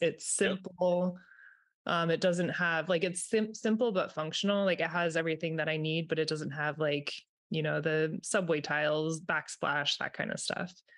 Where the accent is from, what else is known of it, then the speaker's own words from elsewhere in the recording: Vermont, United States; I'm in Vermont. I am from Vermont.